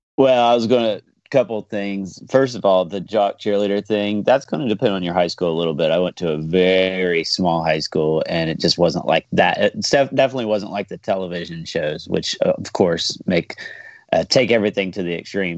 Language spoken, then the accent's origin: English; Southeast Ohio, United States; I'm from Southeast Ohio.